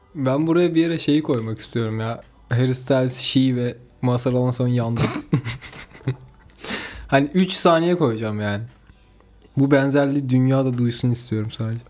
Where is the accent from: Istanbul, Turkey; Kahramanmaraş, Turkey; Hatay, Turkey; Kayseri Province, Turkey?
Kayseri Province, Turkey; Ben Kayseriliyim.